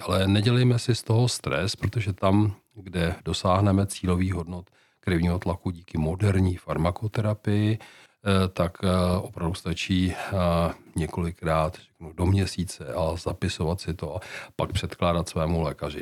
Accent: Czechia; jako Češi

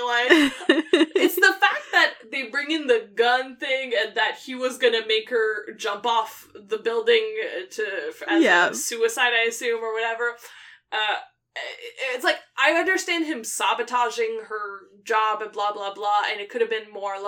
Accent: Quebec, Canada; I grew up in Quebec, so a lot of French speaking

